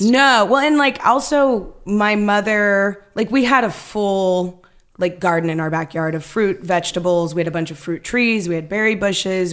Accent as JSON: {"language": "English", "town": "Stockton", "region": "California", "country": "United States", "tie": "born or raised there", "also_born_or_lived": "Chicago", "moved": "yes", "said": "I grew up in Stockton"}